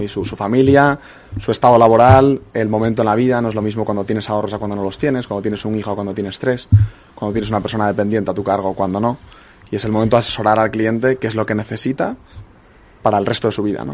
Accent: Spain; los españoles somos

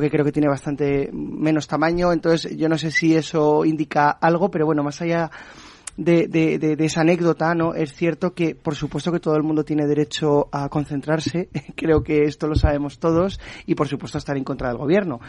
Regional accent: Aragon, Spain; soy aragonés

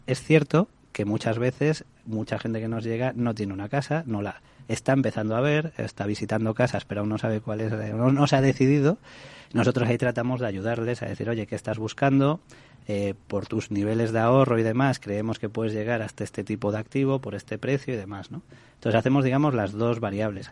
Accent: Galicia, Spain; yo, soy de Galicia

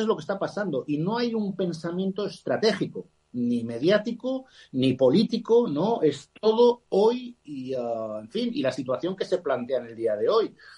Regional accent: Spain; nosotros somos españoles

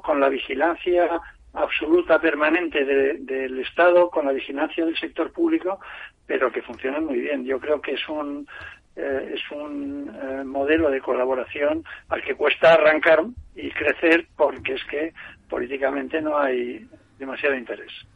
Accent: Spain; como español

